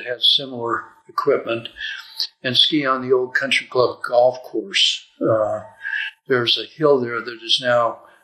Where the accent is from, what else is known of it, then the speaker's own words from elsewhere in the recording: Salt Lake City, Utah, United States; I was born in Salt Lake City, Utah